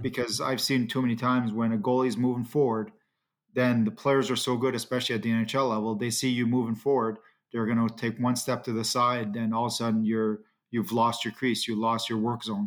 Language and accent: English; Ottawa, Ontario, Canada; growing up in Ottawa, it's always, um, you know, it's always nice to be at home